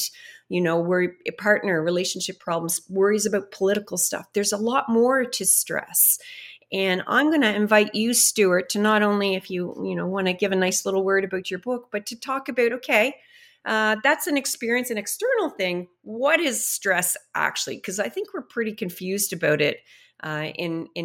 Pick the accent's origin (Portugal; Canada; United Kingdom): Canada; as Canadians